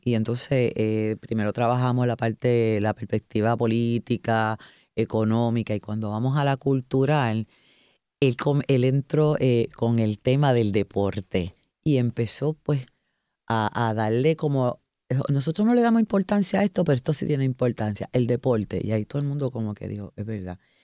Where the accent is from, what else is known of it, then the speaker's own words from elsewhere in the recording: Puerto Rico; nos representan como puertorriqueños, no como ciudadanos estadounidenses